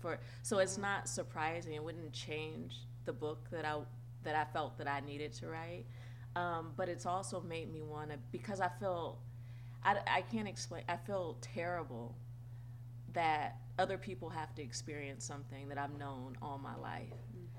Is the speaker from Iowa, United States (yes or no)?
no; Santa Clarita, California, United States; I grew up in the Santa Clarita Valley. We were one of the first black families and dealing with all that.